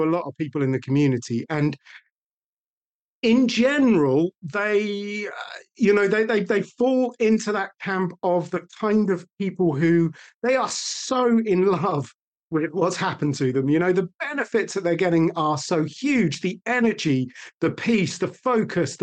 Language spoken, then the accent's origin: English; United Kingdom; we are British